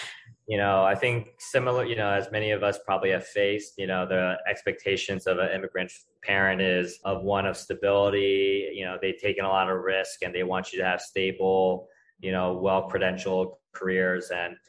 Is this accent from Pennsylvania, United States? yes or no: no; New Jersey, United States; also born or lived in Maryland; New Jersey and Maryland.